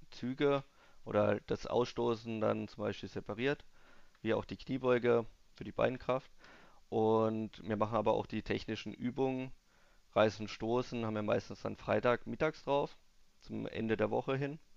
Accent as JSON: {"language": "German", "town": "Obrigheim", "country": "Germany", "tie": "born or raised there", "said": "Eigentlich Gewichtheben kam ich bei uns in Obrigheim, ist Gewichtheben eigentlich relativ groß."}